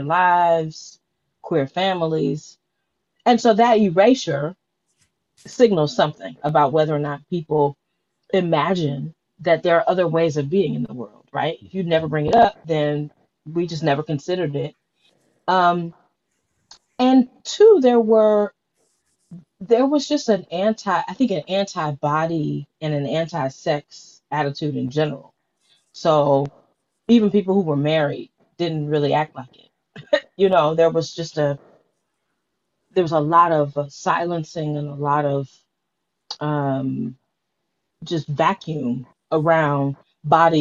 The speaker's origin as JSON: {"language": "English", "town": "Detroit", "region": "Michigan", "country": "United States", "tie": "born or raised there", "moved": "yes", "lives_now": "Philadelphia, United States", "said": "I grew up in Detroit and am a church girl"}